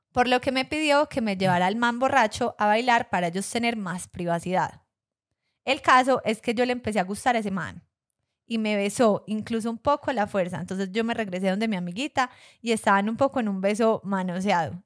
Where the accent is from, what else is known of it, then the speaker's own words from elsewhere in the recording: Colombia; yo era la colombiana y claro, ya sabemos acá todos, que los colombianos tenemos nuestra fama